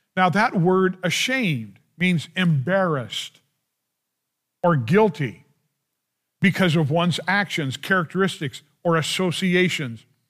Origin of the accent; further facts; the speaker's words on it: United States; I love being an American